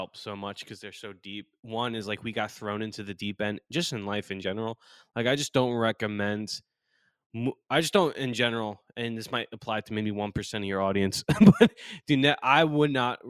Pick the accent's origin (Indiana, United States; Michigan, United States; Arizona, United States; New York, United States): New York, United States; Long Island; moved away as an adult; also born or lived in North Carolina; growing up in New York, Long Island, New York, not the city